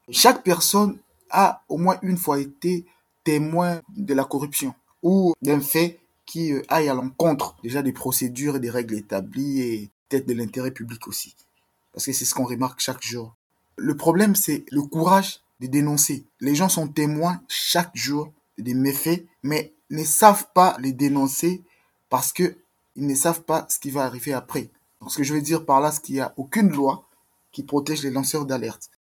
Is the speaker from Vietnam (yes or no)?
no; DR Congo; moved away as an adult